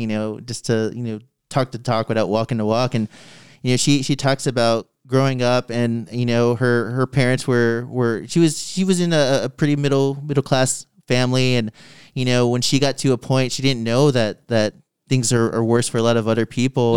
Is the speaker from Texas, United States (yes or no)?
yes; San Antonio, Texas, United States; also born or lived in Austin; growing up in San Antonio, like, I am a minority that lives in a city where I'm not a minority.